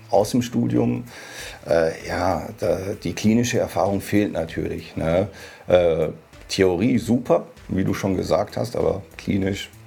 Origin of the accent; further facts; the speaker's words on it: Hanover, Lower Saxony, Germany; Tatsächlich in Hannover geboren.